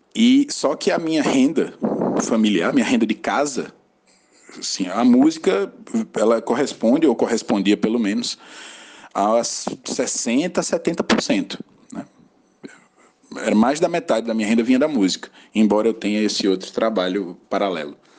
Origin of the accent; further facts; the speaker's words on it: Acari, Rio Grande do Norte, Brazil; also born or lived in João Pessoa; now in Natal, Brazil; sou natural de Acari, no interior do Rio Grande do Norte, uma cidade bem pequenininha.